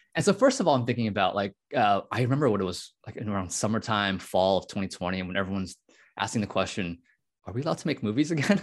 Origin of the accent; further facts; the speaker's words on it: United States; I was born in the United States. My parents are immigrants from Taiwan.